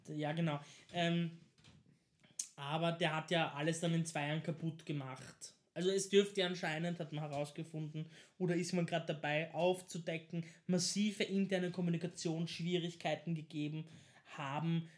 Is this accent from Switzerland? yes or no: no; Vienna, Austria; als Wiener